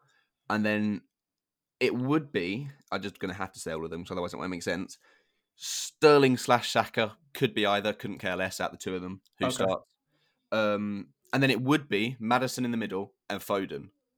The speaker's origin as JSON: {"language": "English", "region": "East of England", "country": "United Kingdom", "lives_now": "Bournemouth, United Kingdom", "said": "I'm from Hertfordshire, living in Bournemouth. I can't get much more southern."}